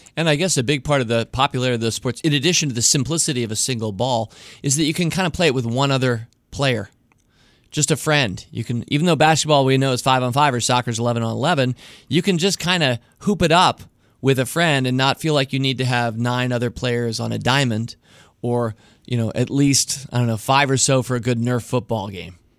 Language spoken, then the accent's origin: English; United States; I'm hopelessly American